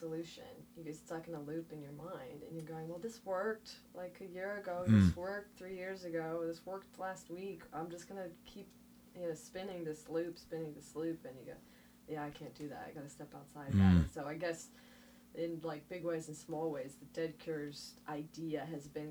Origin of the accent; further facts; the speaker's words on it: Midwest, United States; now in Nashville, United States; I'm like from the Midwest. I live in Nashville